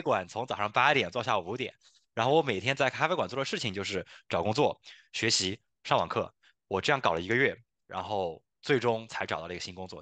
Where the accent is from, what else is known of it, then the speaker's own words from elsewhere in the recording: China; 因为我们中国人嘛